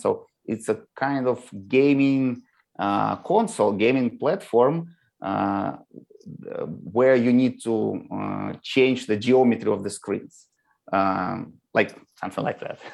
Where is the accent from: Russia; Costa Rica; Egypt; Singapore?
Russia; Moscow; now in United States; I was born in Moscow, and all my relatives is from Moscow. You know, like I always tell people that uh, we visited the same elementary school with my grandma